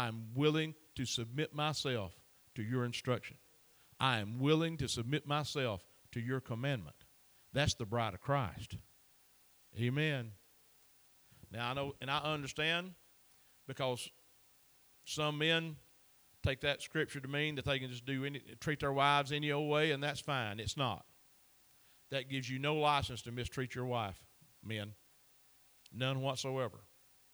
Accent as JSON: {"language": "English", "area": "Chattooga County", "region": "Georgia", "country": "United States", "tie": "born or raised there", "said": "I am born and raised in Chattanooga County"}